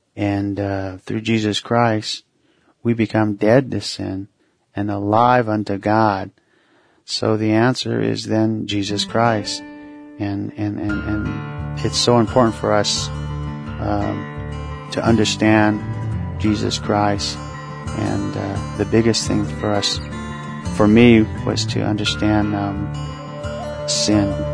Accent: Mesa, Arizona, United States; also born or lived in Tuba City, Arizona; originally Tuba City, Arizona, which is northern Arizona. And I was raised in Mesa, Arizona, which is a suburb of Phoenix, Arizona

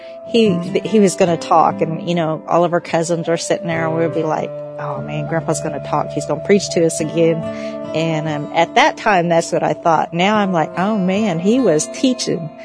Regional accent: Oklahoma, United States; I am Creek Cherokee, and I am from Oklahoma, just in case you couldn't tell by my accent

